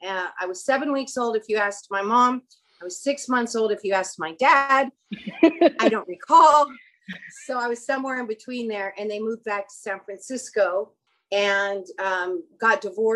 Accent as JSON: {"language": "English", "town": "Kuala Lumpur", "region": "Federal Territory of Kuala Lumpur", "country": "Malaysia", "tie": "born there", "said": "I was born in Kuala Lumpur, Malaysia. So I'm an American born abroad, like you are."}